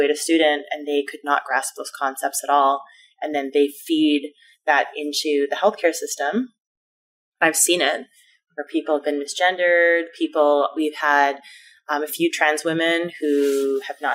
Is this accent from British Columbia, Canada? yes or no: yes; Vancouver, British Columbia, Canada; I grew up in Vancouver, which was quite liberal